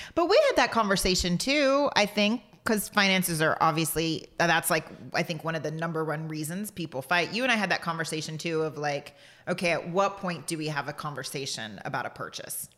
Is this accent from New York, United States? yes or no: no; Portland, Texas, United States; you and I grew up in the same place